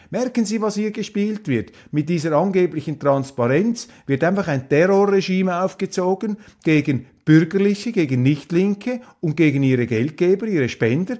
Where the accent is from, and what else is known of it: Switzerland